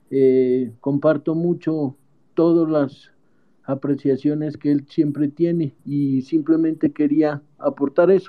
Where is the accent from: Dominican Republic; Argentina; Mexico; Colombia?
Colombia; Pasto, Nariño; soy eh, de pasto, soy un pastuso